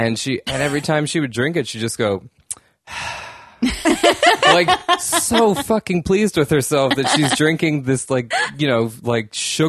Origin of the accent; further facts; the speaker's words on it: New England, United States; Like when I grew up in New England, Welch's grape juice was Punch, like Punch.